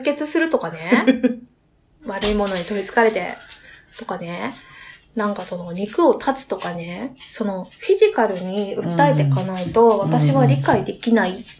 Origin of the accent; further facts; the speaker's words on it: Niigata, Japan; 私、新潟県出身なんで、家に新米があったんですよ